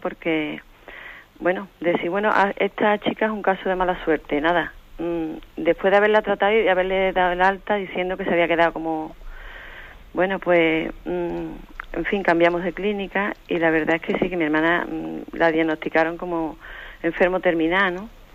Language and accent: Spanish; Seville, Andalusia, Spain; Soy de Sevilla